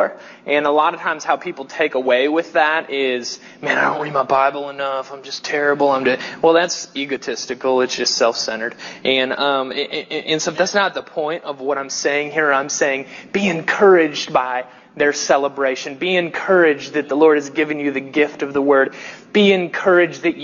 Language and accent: English; the South, United States; accent: southern; my weird southern accent